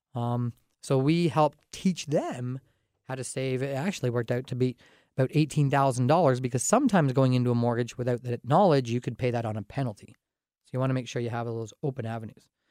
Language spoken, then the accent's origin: English; Dorchester, Ontario, Canada; I grew up in Dorchester, kind of a small town atmosphere outside of London here